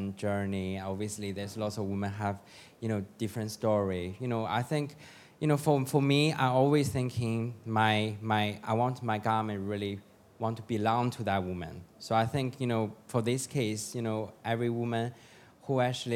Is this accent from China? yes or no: yes; China; moved away; I have my own atelier in China